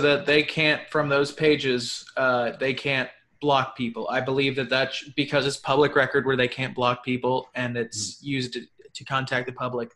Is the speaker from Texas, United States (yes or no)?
yes; Tarrant County, Texas, United States; moved away; I'm from Tarrant County originally